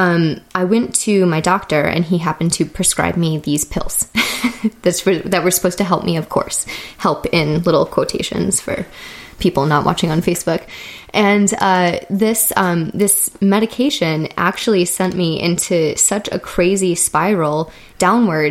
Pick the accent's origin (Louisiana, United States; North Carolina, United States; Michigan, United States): Michigan, United States; Detroit; I am from Michigan, Detroit area originally. And growing up in Michigan